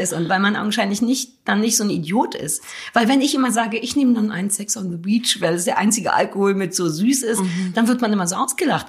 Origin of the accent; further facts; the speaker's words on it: Berlin, Germany; ich bin auch wirklich in Berlin Mitte groß geworden.